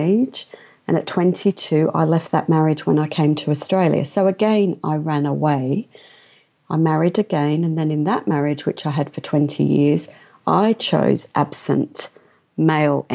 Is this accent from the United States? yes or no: no; London, United Kingdom; I was born in London, and my father came to England from India